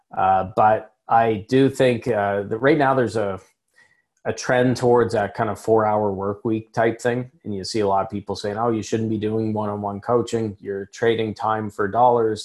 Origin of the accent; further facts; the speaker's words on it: Canada; I'm speaking as a Canadian